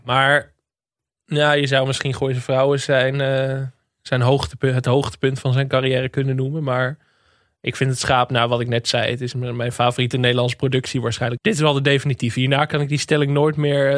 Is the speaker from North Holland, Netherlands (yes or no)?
yes; Enkhuizen, North Holland, Netherlands; born or raised there